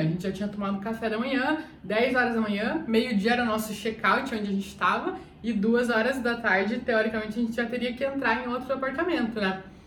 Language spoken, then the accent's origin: Portuguese; Curitiba, Paraná, Brazil; Eu sou de Curitiba.